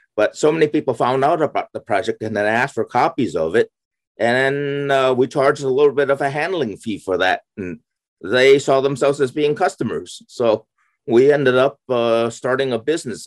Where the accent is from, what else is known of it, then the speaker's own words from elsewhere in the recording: San Francisco, California, United States; moved away as an adult; also born or lived in Pennsylvania / Arizona / Waterloo, Ontario; I I was raised in uh, uh, uh California. I, I grew up in San Francisco.